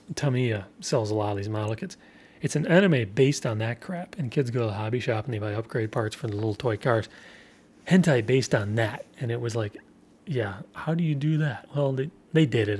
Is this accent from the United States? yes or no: yes; United States; as an American